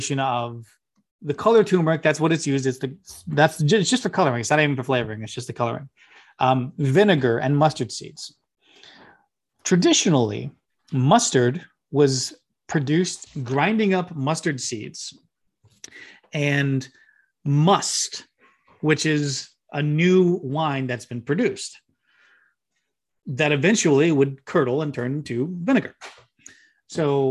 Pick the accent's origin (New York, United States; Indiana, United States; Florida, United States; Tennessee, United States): Tennessee, United States; Memphis; Born and raised in Memphis, Tennessee